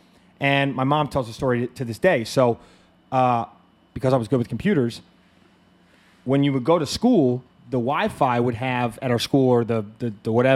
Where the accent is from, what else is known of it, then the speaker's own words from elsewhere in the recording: Montpelier, Virginia, United States; moved away as an adult; also born or lived in Los Angeles; I'm from Montpelier, Virginia, the boonies. I grew up in about as country of a place as you could find in the United States.